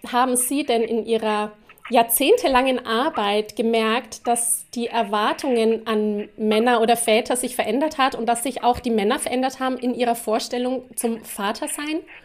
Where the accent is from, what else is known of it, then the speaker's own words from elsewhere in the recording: Erlangen, Bavaria, Germany; Ich bin ja auch aus Erlangen